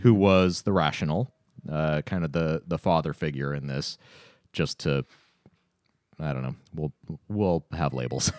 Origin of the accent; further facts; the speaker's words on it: Tacoma, Washington, United States; my hometown of Tacoma